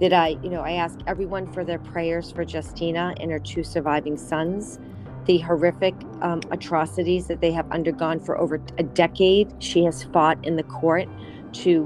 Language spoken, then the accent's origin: English; Manhasset, New York, United States; I'm from Manhasset. It hit our community really, really hard